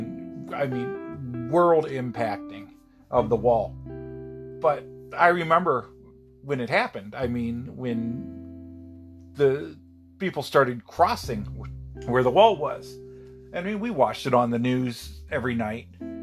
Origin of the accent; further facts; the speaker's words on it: Pennsylvania, United States; born there; also born or lived in New York / Ohio; I was born in Pennsylvania, moved upstate New York, and then lived in Ohio throughout the 1980s.